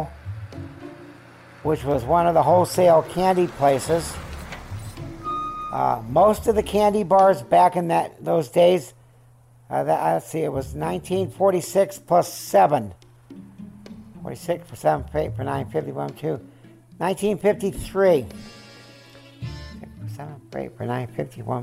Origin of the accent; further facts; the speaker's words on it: California, United States; also born or lived in Syracuse, New York / Van Nuys, California; I was born in Syracuse, New York. We left there when I was 3 and a half, and I remember nothing about it. We came to California.